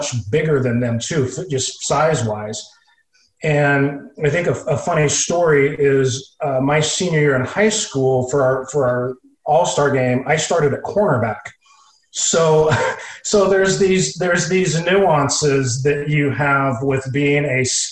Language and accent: English; Medford, Oregon, United States; moved away as an adult; Even though I grew up in Medford, I actually grew up 30 minutes outside of Medford in the country